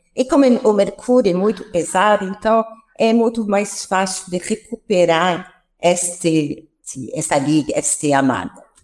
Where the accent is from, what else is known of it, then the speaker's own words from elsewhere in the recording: France; accent: French; Portuguese is a second language; moved away as an adult; also born or lived in Piracicaba, Brazil; now in Brazil; eu tenho uma ponta de sotaque que vem da França, onde eu nasci, onde eu é, fiz todo o meu percurso universitário até o meu doutorado